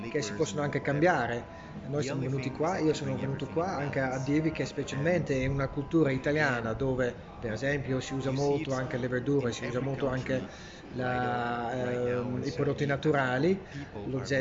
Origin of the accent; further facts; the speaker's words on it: Belgium; Pensa che noi veniamo proprio dal Belgio, dal Belgio dove siamo abbastanza eh, conservativi